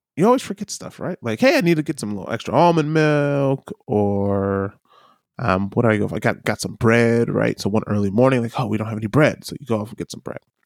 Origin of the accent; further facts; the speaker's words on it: United States; now in New Zealand; Being an American